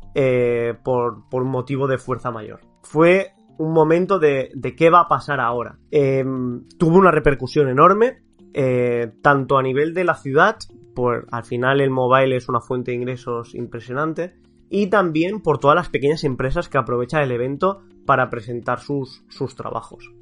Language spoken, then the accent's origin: Spanish; Barcelona, Catalonia, Spain; los que somos de Barcelona